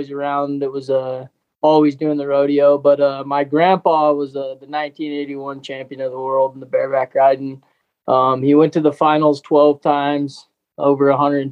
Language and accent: English; Prescott, Arizona, United States; also born or lived in Chino Valley, Arizona; I grew up in Prescott, Arizona